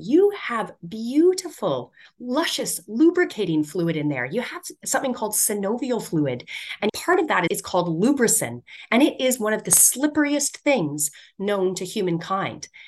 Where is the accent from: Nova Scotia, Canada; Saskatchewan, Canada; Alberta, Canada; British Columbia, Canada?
Alberta, Canada; Edmonton; I grew up in Edmonton in Canada, and our city is just known for boxed boring cookie cutter square buildings